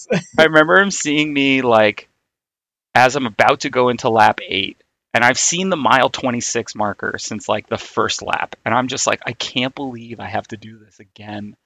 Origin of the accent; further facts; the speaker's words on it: New York City, New York, United States; I grew up in Queens